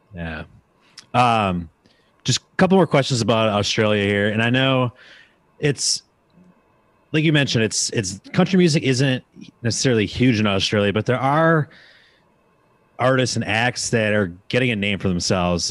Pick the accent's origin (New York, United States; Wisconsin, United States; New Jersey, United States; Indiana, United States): Wisconsin, United States; now in Nashville, United States; being from Wisconsin, like, when I moved to Nashville